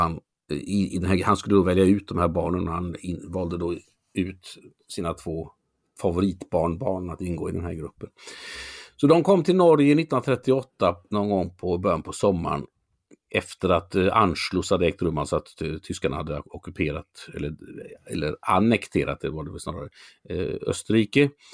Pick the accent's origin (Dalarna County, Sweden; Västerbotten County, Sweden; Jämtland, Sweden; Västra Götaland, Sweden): Västra Götaland, Sweden; Mölnlycke; also born or lived in Gothenburg; där jag är uppvuxen då, Mölnlycke